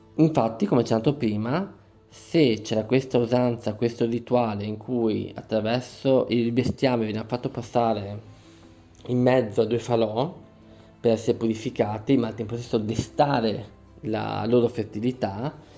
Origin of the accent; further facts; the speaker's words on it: Veneto, Italy; Io sono Veneto, qui in Veneto